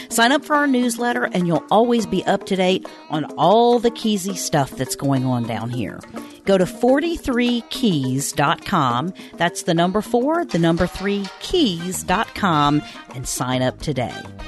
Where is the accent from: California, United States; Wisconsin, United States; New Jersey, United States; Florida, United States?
Florida, United States; Key West; I was born in Key West